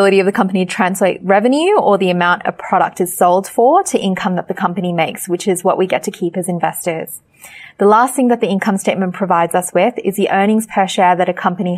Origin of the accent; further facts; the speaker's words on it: Sri Lanka; moved away; my parents are from Sri Lanka. I'm also from Sri Lanka